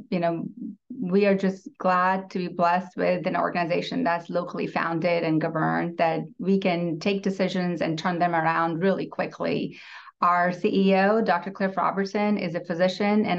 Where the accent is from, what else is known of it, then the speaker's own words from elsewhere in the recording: India; moved away as an adult; now in Tulsa, United States; I'm a first-generation immigrant born and raised in India, and I've been in U.S. for 18 years